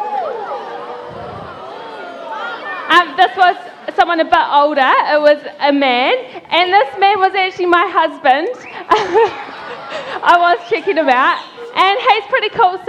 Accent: Christchurch, Canterbury, New Zealand; I am from Christchurch in the South Island

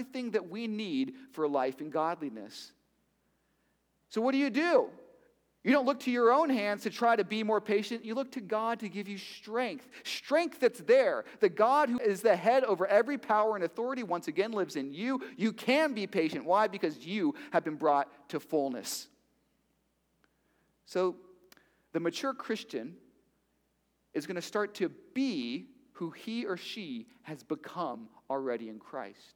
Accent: Miami, Florida, United States; I'm from Miami.

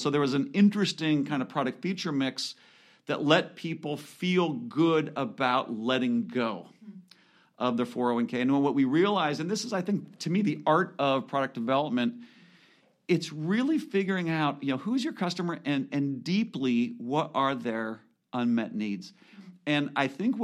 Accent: California, United States; also born or lived in Washington; I grew up in California

